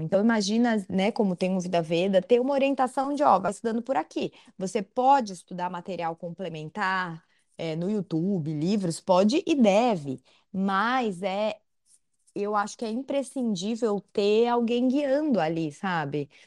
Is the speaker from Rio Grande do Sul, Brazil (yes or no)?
no; Florianópolis, Santa Catarina, Brazil; eu sou de Santa Catarina, sou de Floripa